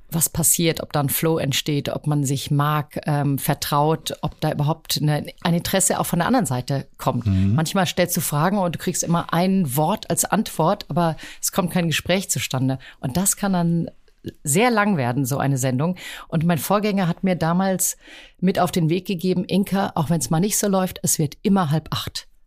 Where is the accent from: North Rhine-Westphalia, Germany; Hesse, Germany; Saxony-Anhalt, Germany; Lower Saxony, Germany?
Hesse, Germany; Rüsselsheim; born there; now in Hamburg, Germany; Ich bin, wie du sagst, in Rüsselsheim geboren, aber ähm, Hamburg war so ein Sehnsuchtsort meines Vaters.